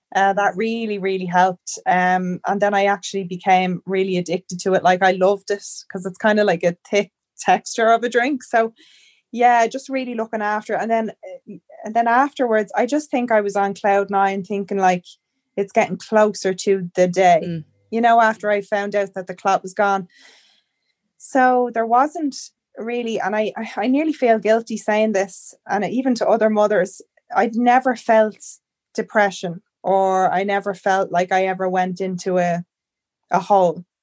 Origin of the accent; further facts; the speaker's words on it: Ireland; moved away as an adult; now in Canada; I'm from Ireland, but I'm currently living in Canada.